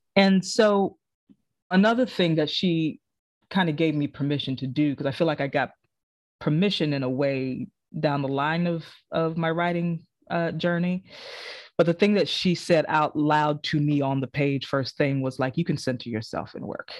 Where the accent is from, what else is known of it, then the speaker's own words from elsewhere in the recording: South Carolina, United States; moved away as an adult; now in New York, United States; I'm from South Carolina